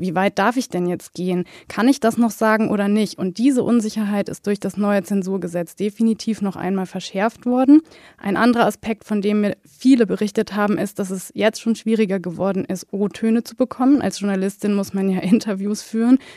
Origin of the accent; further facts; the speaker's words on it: Germany; als Deutsche